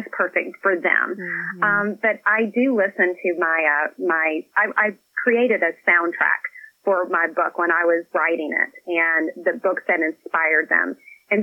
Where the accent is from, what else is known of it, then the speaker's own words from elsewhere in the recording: Scottsville, Kentucky, United States; now in Nashville, United States; I live in Tennessee now. I'm originally from Kentucky.